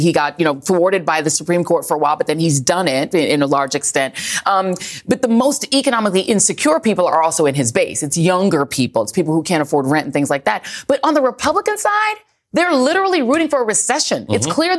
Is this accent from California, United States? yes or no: no; Denver, Colorado, United States; also born or lived in Brooklyn, New York; We're both the children of immigrants. Mm-hmm. She's like, well, I grew up in South Carolina, but I grew up in Denver, Colorado. I was born in Brooklyn, East Flatbush. I grew up in Denver, Colorado.